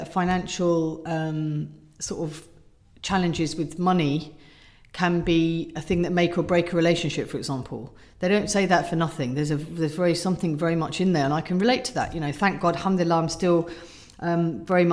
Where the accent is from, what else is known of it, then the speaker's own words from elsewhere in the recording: Surrey, South East England, United Kingdom; I grew up in Surrey in a nice cul-de-sac